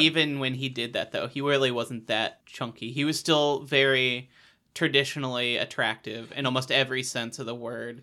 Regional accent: Iowa, United States; I grew up in Iowa

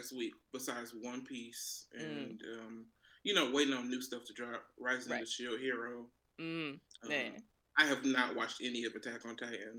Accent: Detroit, Michigan, United States; born and raised in Detroit, Michigan.

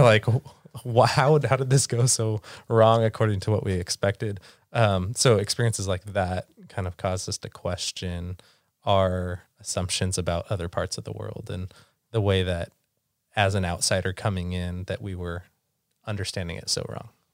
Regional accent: San Diego, California, United States; moved away as an adult; also born or lived in Santa Barbara; now in Seattle, United States; We are originally from San Diego, California

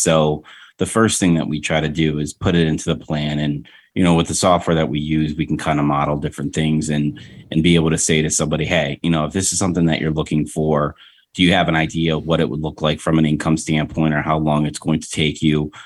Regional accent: Rochester, United States; moved away; my hometown in Rochester

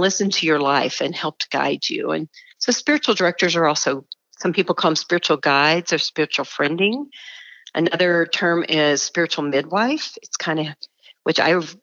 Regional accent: Dallas, Texas, United States; moved away as an adult; now in Denver, United States; I grew up in a suburb of Dallas, Texas

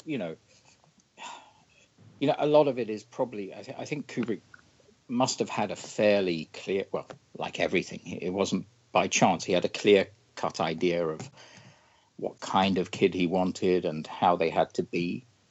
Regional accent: London, United Kingdom; I grew up in London

